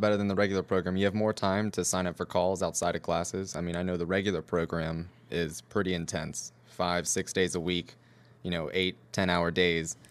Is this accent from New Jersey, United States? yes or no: no; Virginia, United States; moved away; I'm from Virginia.